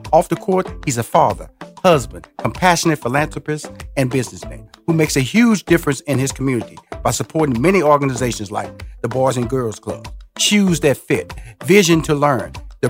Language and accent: English; Houston, Texas, United States; My next guest is a Houstonian. I'm from Houston, so I'm always happy to bring on a fellow Houstonite onto the show.